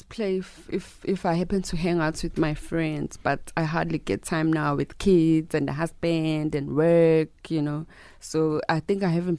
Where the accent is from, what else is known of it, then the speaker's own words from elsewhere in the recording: Mandeni, KwaZulu-Natal, South Africa; English is a second language; I grew up in Mandeni